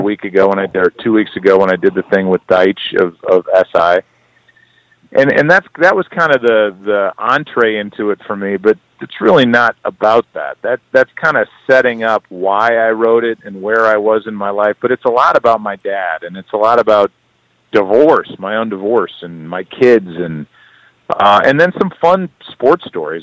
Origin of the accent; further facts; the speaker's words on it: St. Louis, Missouri, United States; I'm proud to be from St. Louis